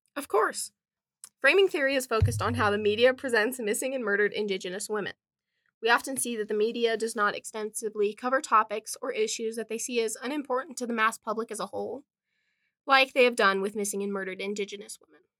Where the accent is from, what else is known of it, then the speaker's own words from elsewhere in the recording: Wind River Indian Reservation, Wyoming, United States; I was born and raised on the Wind River Indian Reservation